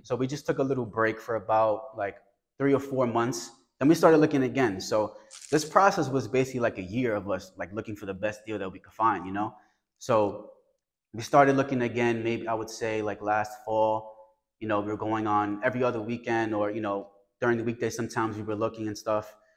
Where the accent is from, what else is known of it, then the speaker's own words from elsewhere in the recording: New York City, New York, United States; I come from the South Bronx.